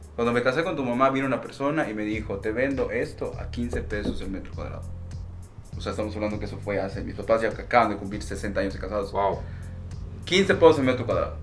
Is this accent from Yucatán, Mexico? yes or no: yes; Yucatán, Mexico; como buen yucateco